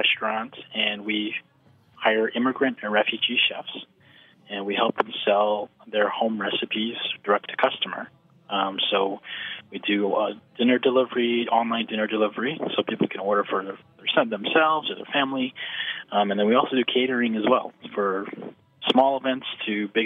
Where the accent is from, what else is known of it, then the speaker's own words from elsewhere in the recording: United States; also born or lived in Washington, D.C.; I grew up here in the States. I was born here